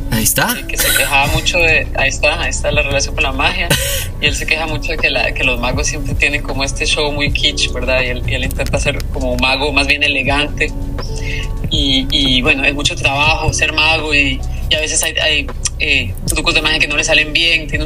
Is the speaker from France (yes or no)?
yes; France; soy francesa también y estudié en Europa y todo.